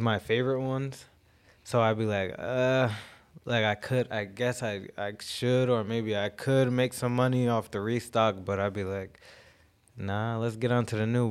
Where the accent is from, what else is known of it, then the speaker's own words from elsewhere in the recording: Jamaica; I'm Jamaican, so I believe a lot of my, uh, style comes from